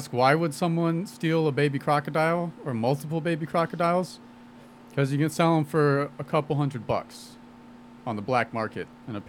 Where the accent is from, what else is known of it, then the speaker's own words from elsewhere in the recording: Texas, United States; moved away; I was born in Texas, man.